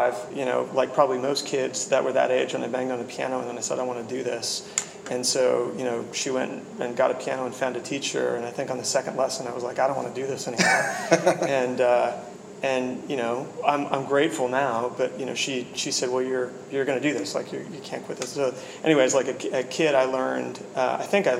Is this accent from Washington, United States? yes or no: yes; Washington, United States; I grew up in Washington